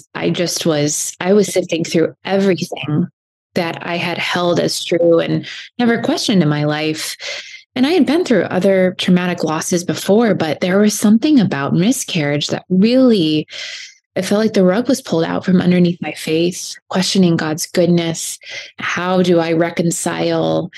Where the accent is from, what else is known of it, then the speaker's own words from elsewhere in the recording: Fort Wayne, Indiana, United States; now in Southern California, United States; I was born and raised in Fort Wayne, Indiana.